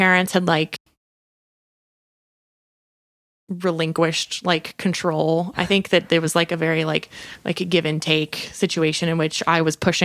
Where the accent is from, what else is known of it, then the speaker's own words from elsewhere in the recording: north of Statesville, Western North Carolina, United States; moved away; I'm from Western North Carolina, just like north of Statesville